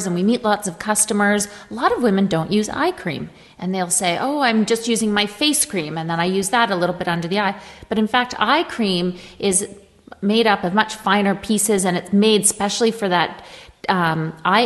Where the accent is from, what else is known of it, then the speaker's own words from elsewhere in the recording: Canada; I'm Canadian